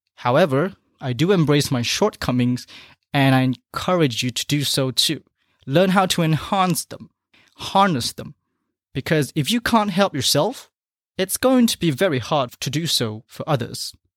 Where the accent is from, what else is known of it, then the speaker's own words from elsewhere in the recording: Malaysia; moved away; back in my home country of Malaysia